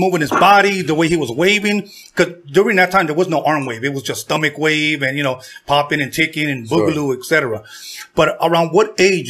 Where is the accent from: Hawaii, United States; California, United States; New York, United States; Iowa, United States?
California, United States; Torrance; also born or lived in Compton, California; when my parents first came from Mexico, they came to Compton. Even though I was born here in Torrance, the city of Torrance, when they came from Mexico, they lived in Compton. Then I was born.